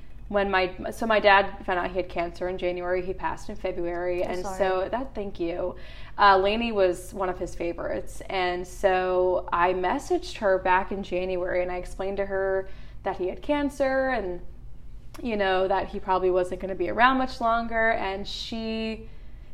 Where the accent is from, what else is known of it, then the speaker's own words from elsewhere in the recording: New Jersey, United States; moved away as an adult; also born or lived in Eugene, Oregon; now in Nashville, United States; I'm from Jersey